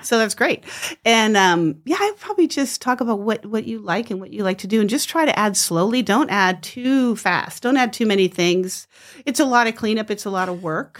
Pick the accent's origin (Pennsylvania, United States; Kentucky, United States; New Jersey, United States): New Jersey, United States; moved away as an adult; now in Moscow, United States; I grew up in New Jersey, moved out to Idaho